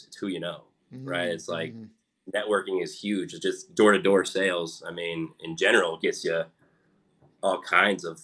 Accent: Omaha, Nebraska, United States; I grew up in Omaha, Nebraska

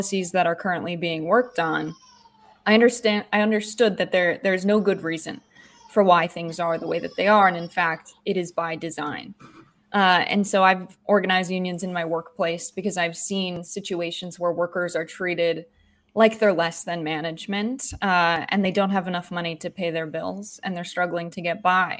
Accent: United States; I grew up in a working family just outside of New York City, so 45 minutes outside of Manhattan

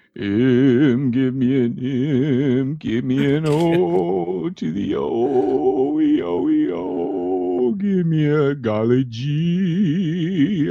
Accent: California, United States; I'm from California.

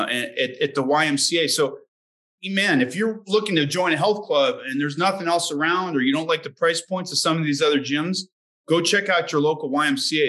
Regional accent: Colorado, United States; I grew up in Colorado

